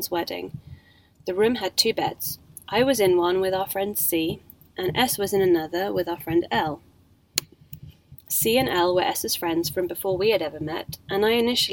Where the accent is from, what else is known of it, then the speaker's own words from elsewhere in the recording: England, United Kingdom; Being English